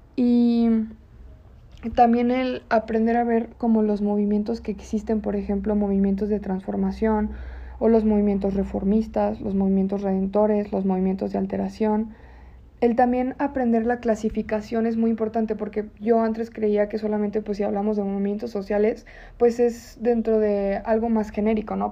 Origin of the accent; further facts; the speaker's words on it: León, Guanajuato, Mexico; como leoneses, hasta como mexicanos